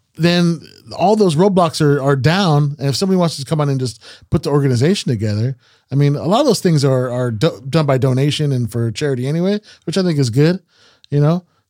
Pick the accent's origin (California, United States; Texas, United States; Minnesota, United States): California, United States; Salinas